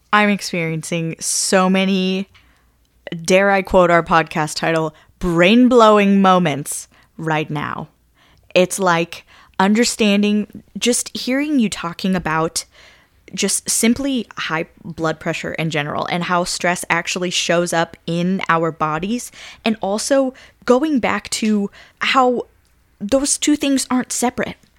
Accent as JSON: {"language": "English", "region": "Kansas", "country": "United States", "said": "I'm from Kansas"}